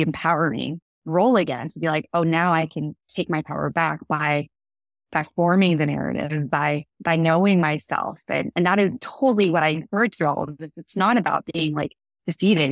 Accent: California, United States; grew up in California

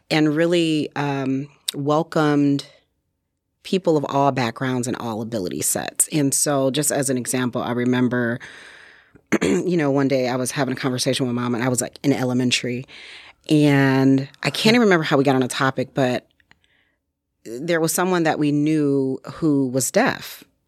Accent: Detroit, Michigan, United States; moved away as an adult; now in Sheboygan County, United States; I am originally from Detroit, Michigan.

